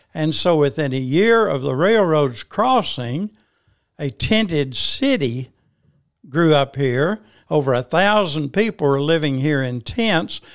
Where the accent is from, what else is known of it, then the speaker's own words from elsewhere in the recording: Paragould, Arkansas, United States; I was born in Paragould, Arkansas, March twenty-two, nineteen thirty